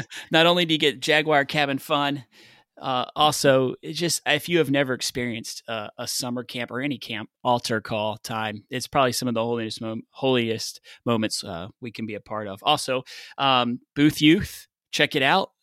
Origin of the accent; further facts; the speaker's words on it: the South, United States; I'm from the South